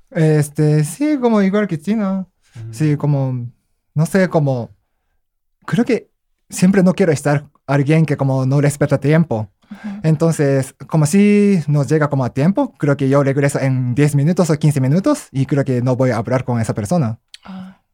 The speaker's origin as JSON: {"language": "Spanish", "country": "Japan", "second_language": "Spanish", "moved": "as an adult", "lives_now": "Mexico", "said": "yo nunca he trabajado en Japón porque cuando tenía 22 años salí de Japón"}